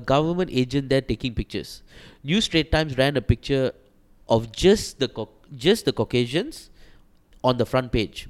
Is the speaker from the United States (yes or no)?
no; Malaysia; everybody say we Malaysians should empower ourselves.